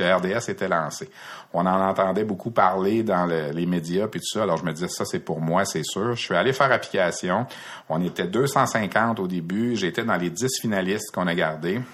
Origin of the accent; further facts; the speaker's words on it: Brossard, Quebec, Canada; also born or lived in Montreal / Repentigny; Je suis un gars de la rive sud de Montréal. Je suis un gars de Brossard, fondamentalement. J'ai fait mon école secondaire à Brossard